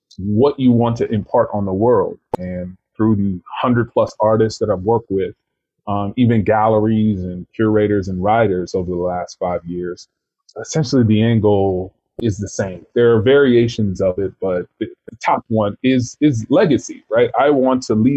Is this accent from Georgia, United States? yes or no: yes; Atlanta, Georgia, United States; also born or lived in Kentucky; now in Brooklyn, United States; I grew up in Atlanta, and I was born in Kentucky